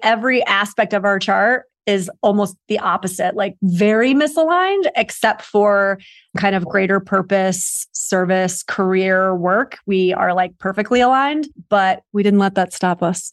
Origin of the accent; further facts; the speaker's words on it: New York, United States; moved away as an adult; now in Los Angeles, United States; I'm originally from New York, and I, I've been out here for about six years.